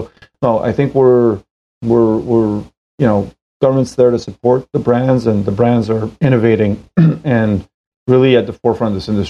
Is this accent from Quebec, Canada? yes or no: yes; Montreal, Quebec, Canada; moved away as an adult; now in Toronto, Canada; we're both in Toronto. John grew up in Scarborough here. I grew up in Montreal. Been living here for about 8 years now.